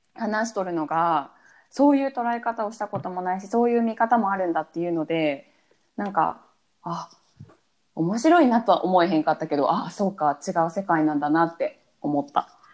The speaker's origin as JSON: {"language": "Japanese", "country": "Japan", "tie": "born or raised there", "moved": "yes", "said": "私は日本に生まれて"}